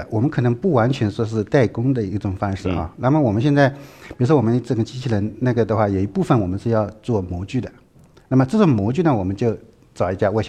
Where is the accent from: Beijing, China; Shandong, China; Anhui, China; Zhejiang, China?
Zhejiang, China; Dongyang; moved away; 我老家是东阳的。